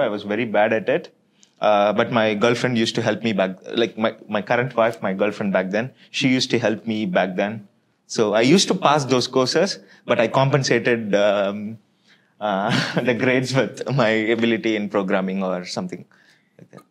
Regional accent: Chennai, Tamil Nadu, India; moved away; also born or lived in Belgium; I was born and brought up in Chennai

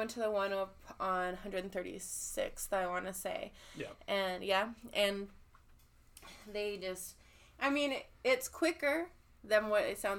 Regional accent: California, United States; now in Colorado, United States; I've like I was saying, I'm from California, and yes. I moved out here, and we would go back every single summer.

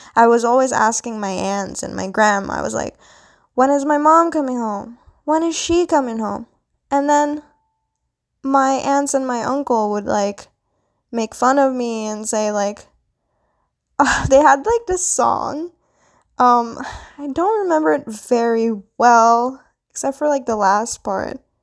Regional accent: Philippines; now in Canada; I am Filipina. I was born into Philippines, but now I currently live in Canada

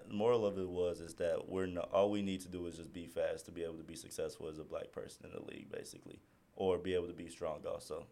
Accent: Midwest, United States; me and Tadashi was raised on two different sides of the U.S. I'm from the Midwest

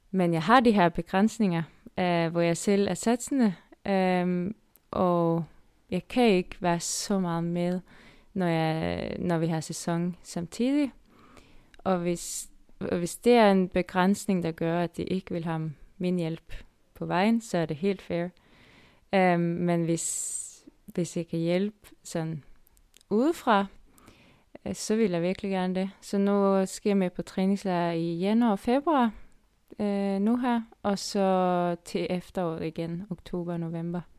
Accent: Denmark; Og så er der lidt mere bakker, end det måske har, end vi har hjemme i Danmark.

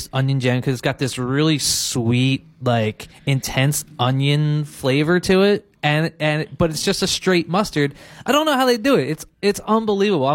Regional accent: Philadelphia, Pennsylvania, United States; now in Maui, United States; I'm from Philadelphia.

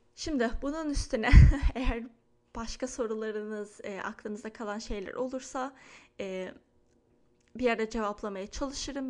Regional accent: Istanbul, Turkey; moved away as an adult; now in Lake Oswego, United States; benim doğup büyüdüğüm yer Çengelköy

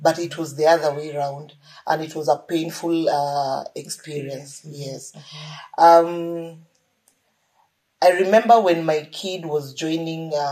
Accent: Western Kenya, Kenya; I'm from Western Kenya

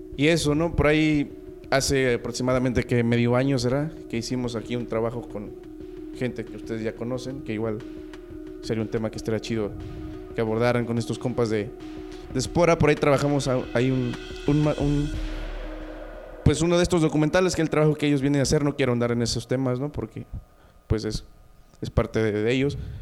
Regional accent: Jalcomulco, Veracruz, Mexico; Yo soy de Jalcomulco

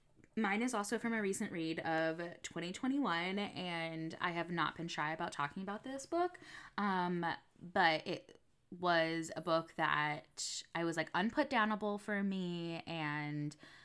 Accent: New England, United States; I grew up in New England, like with the Atlantic Ocean.

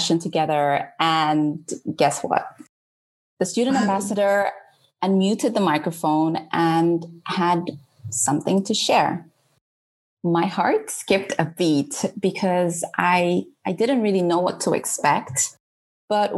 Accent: Mozambique; moved away as an adult; now in England; leaving behind my home country, Mozambique, my friends and family

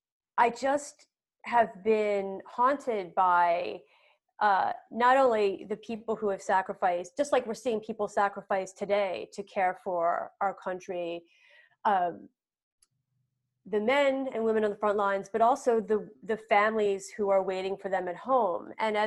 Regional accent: Philadelphia, Pennsylvania, United States; I'm in my hometown of suburban Philadelphia

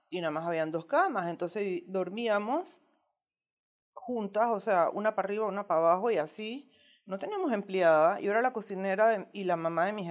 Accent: Margarita, Nueva Esparta, Venezuela; now in Panama; Bueno, cuando nosotros llegamos de Margarita a Panamá, mi esposo abrió su negocio en Zona Libre

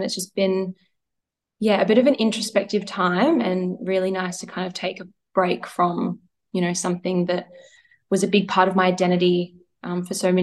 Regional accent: Melbourne, Victoria, Australia; moved away as an adult; now in Sydney, Australia; I am from Melbourne

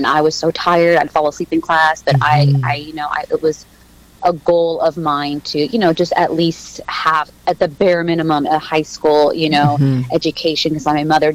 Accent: Mexico; when I was born in Mexico, and I want to say a month after I was born, he left

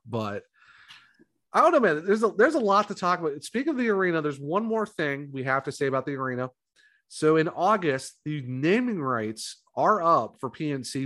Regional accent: Ohio, United States; also born or lived in North Carolina; now in South Carolina, United States; I'm originally from Ohio

